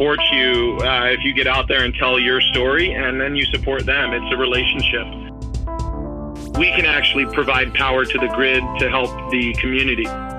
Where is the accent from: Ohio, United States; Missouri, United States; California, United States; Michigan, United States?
California, United States; San Diego; moved away as an adult; now in Maui, United States; growing up in San Diego, had a lot of great breweries opening up when I was in high school, just graduating high school.